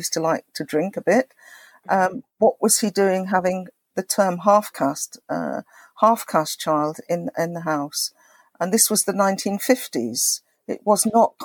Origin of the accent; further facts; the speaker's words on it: England, United Kingdom; I grew up in England, as you say, a mixed race child